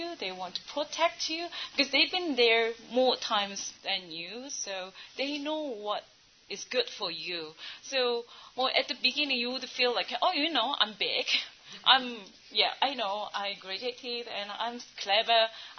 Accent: South Korea; English is a second language; now in Bangladesh; I'm from South Korea.

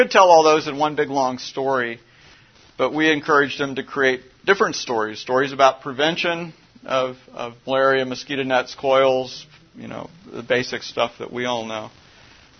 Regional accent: Midwest, United States; I grew up in the Midwest

